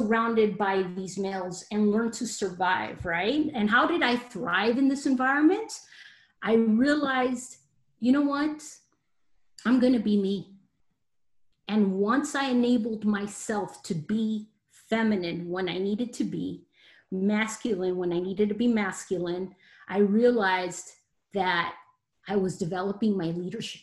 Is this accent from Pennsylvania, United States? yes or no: no; Los Angeles, California, United States; I am a Mexican American. I was born in Los Angeles, California, so I am a Latina